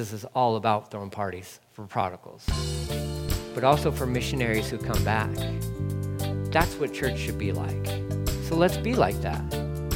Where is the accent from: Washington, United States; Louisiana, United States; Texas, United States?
Texas, United States; also born or lived in California; I am a Texan, born and raised